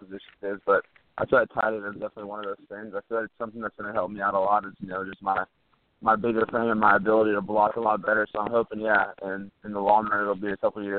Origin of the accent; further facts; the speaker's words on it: Texas, United States; growing up in Texas